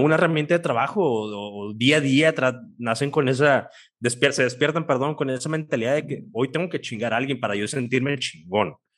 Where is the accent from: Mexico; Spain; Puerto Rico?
Mexico; aquí vivimos, somos mexicanos